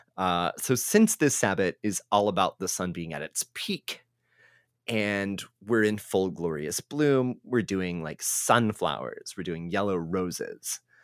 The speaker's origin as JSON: {"language": "English", "region": "Texas", "country": "United States", "said": "as a Texan"}